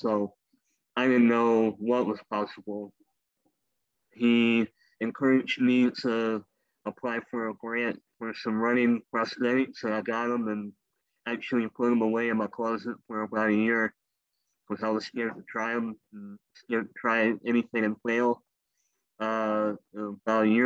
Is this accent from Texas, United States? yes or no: yes; Brenham, Texas, United States; moved away as an adult; now in Houston, United States; I moved away to a small town halfway between here and Austin called Brenham, Texas